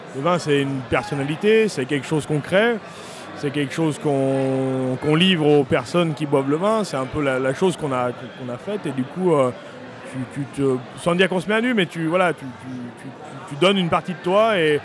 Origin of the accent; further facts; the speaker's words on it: Beaujolais, Auvergne-Rhône-Alpes, France; vigneron dans le Beaujolais depuis une famille qui est là depuis cinq générations au même endroit.